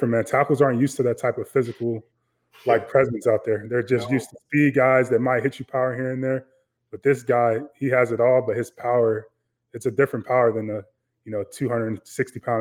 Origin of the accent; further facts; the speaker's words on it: Chicago, Illinois, United States; I grew up in Chicago, grew up playing football